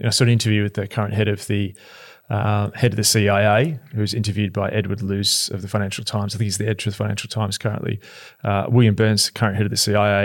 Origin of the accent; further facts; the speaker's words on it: Australia; as an Aussie